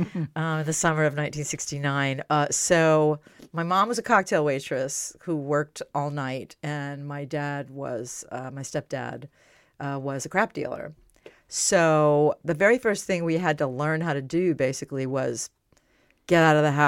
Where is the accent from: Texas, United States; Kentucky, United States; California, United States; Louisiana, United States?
Louisiana, United States; New Orleans; moved away as an adult; also born or lived in Las Vegas, Nevada; now in Atlanta, United States; I grew up in a neighborhood called Gentilly in New Orleans, Louisiana, and then we moved to New Orleans East, and I spent most of the first 20 years of my life in New Orleans.